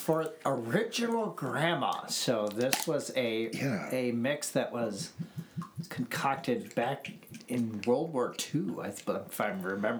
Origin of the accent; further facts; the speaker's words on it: Midwest, United States; we're from the Midwest.